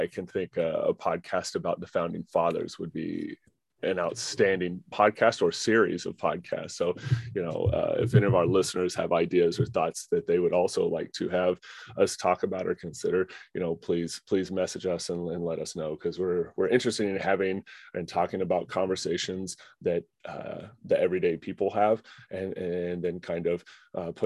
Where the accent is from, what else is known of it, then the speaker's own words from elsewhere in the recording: Oklahoma, United States; I'm from Oklahoma, and I personally had very conservative views growing up.